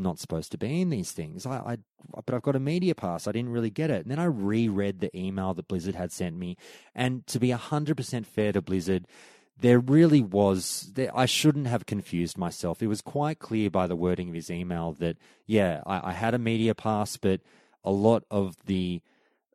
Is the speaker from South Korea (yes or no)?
no; Australia; I'm Australian media